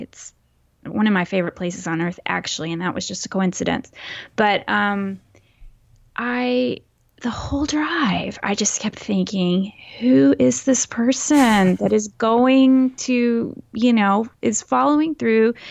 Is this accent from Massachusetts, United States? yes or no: no; Texas, United States; accent: Texas accent, mild; was born and raised in Texas, so that also is a fact. And, um, it's hard to not have a Texas accent